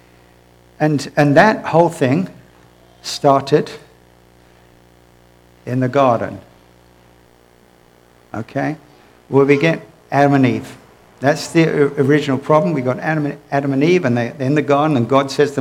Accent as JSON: {"language": "English", "country": "United Kingdom", "moved": "yes", "said": "I'm originally from the United Kingdom"}